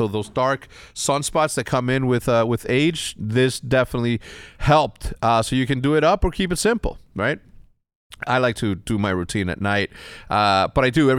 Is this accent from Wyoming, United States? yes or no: no; Texas, United States; born there; And I was born in Texas, right?